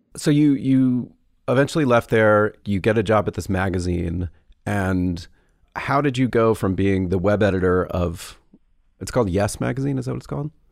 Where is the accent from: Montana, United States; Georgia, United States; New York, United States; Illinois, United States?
Georgia, United States; Atlanta; I grew up in Atlanta